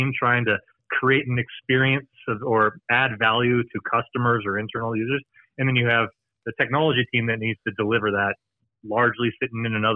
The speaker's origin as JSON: {"language": "English", "country": "United States", "accent": "American", "said": "I'm American accent"}